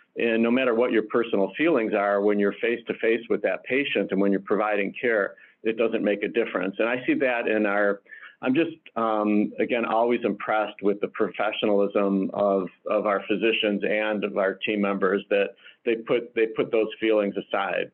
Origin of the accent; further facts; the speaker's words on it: Detroit, Michigan, United States; moved away as an adult; now in Chicago, United States; I'm originally from Detroit, uh, now live locally here in the Chicagoland area